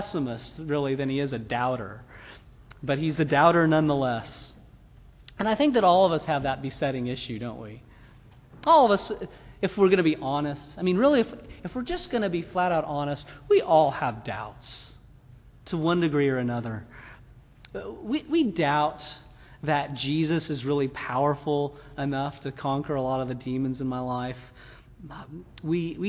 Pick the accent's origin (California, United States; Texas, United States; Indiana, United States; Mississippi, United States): Mississippi, United States; We're from Mississippi